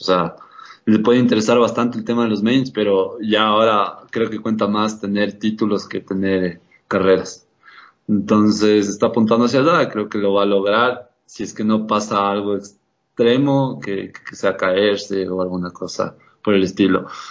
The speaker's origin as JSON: {"language": "Spanish", "country": "Ecuador", "said": "como ecuatorianos"}